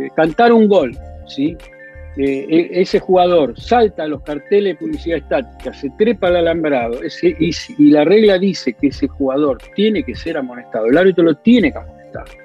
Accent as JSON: {"language": "Spanish", "country": "Argentina", "said": "nos toca vivir como argentinos"}